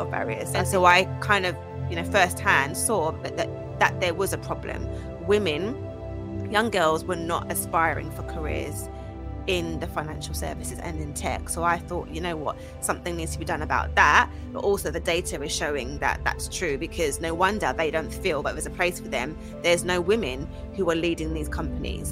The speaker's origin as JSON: {"language": "English", "area": "Essex", "region": "East of England", "country": "United Kingdom", "tie": "born or raised there", "also_born_or_lived": "Archway, North London / Highbury, Islington / Grays / South Ockendon", "said": "I grew up spent most of my childhood there, like my secondary school years, um, as an Essex girl"}